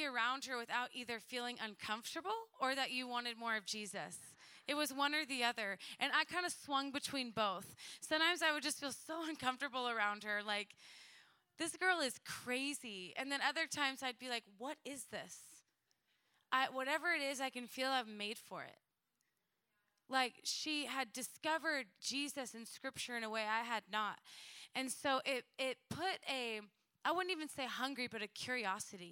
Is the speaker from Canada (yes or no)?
no; Edmond, Oklahoma, United States; moved away as an adult; I was born and raised in Edmond, Oklahoma